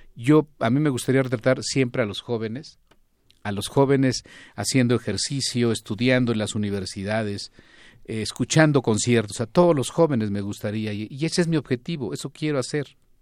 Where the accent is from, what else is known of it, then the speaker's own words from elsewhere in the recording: Zacatecas, Mexico; Yo soy de Zacatecas